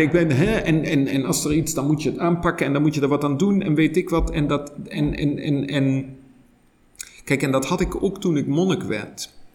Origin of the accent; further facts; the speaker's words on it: Germany; Dutch is a second language; moved away as an adult; also born or lived in Netherlands; now in Leuven, Belgium; Ik ben oorspronkelijk Duits